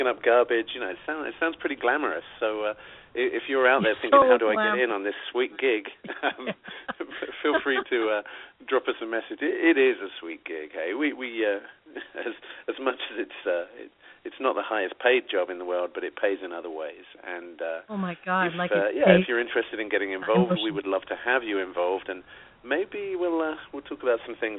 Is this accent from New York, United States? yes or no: yes; New York, United States; I'm the guy from New York